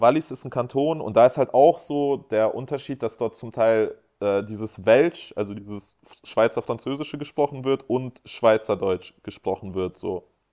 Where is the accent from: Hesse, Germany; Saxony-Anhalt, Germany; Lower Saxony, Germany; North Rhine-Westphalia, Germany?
Lower Saxony, Germany; Hanover; wir kommen halt aus Hannover